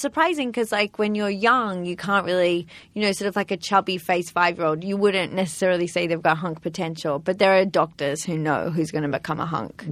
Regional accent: Sydney, New South Wales, Australia; I'm from Sydney, Australia.

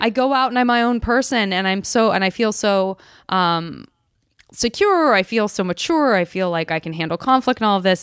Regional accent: Arizona, United States; moved away as an adult; also born or lived in San Francisco; I'm from Arizona, and I couldn't wait to get out of heat

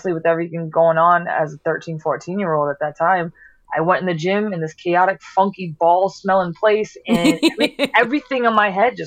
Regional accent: Providence, Rhode Island, United States; also born or lived in South Philadelphia, Pennsylvania; now in Philadelphia, United States; originally from Providence, Rhode Island, and now reside in South Philly

